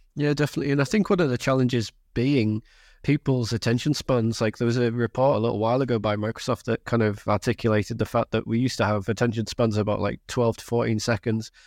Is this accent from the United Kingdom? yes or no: yes; Carlisle, North West England, United Kingdom; I'm from Cumbria, right, I grew up in, in and around Carlisle